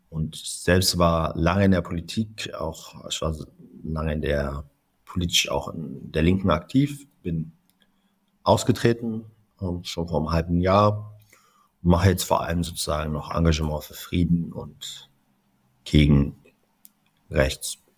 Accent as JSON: {"language": "German", "country": "Palestine", "said": "ich bin Palästinenser mit israelischer und deutscher Staatsbürgerschaft."}